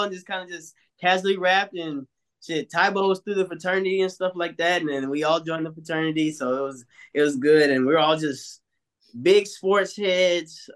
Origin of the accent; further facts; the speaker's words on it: Atlanta, Georgia, United States; I was born and raised in Atlanta, Georgia